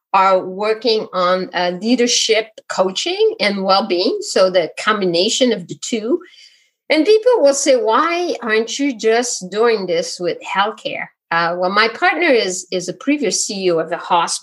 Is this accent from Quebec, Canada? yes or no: yes; Quebec, Canada; now in Vermont, United States; I'm not from France. I'm from Quebec.